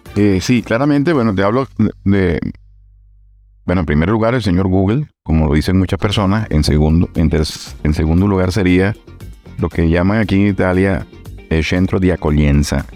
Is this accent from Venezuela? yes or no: yes; Venezuela; moved away as an adult; now in Palermo, Italy; como tenemos nosotros nuestra nacionalidad venezolana. Nacimos en Venezuela